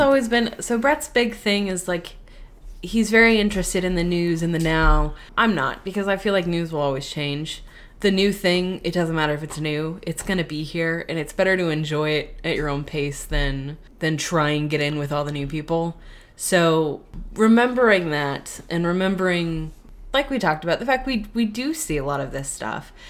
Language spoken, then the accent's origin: English; West Coast, United States; moved away; I grew up on the West Coast and was going to theme parks